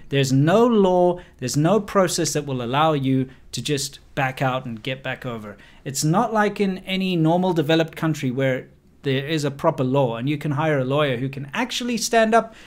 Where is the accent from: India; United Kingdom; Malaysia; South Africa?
South Africa; moved away; I'm from South Africa